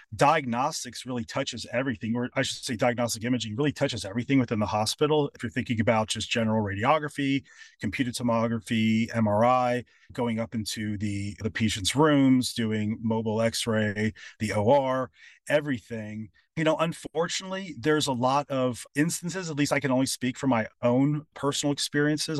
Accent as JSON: {"language": "English", "town": "Louisville", "region": "Kentucky", "country": "United States", "tie": "born or raised there", "also_born_or_lived": "California", "moved": "yes", "said": "moving back to my hometown, which is Louisville, Kentucky"}